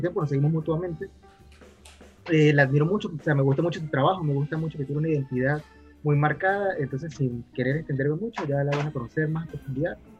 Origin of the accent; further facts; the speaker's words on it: Mérida, Venezuela; nosotros somos de Mérida